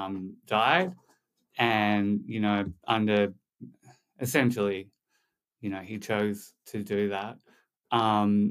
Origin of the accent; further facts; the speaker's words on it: Sydney, New South Wales, Australia; moved away as an adult; now in Malibu, United States; I was born in Sydney, had a pretty normal upbringing, in the eastern suburbs of Sydney.